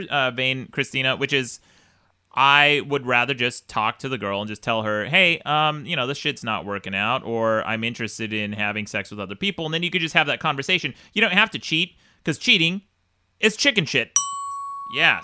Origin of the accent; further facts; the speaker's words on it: Utah, United States; I grew up in Utah in a very conservative family, in a very conservative culture.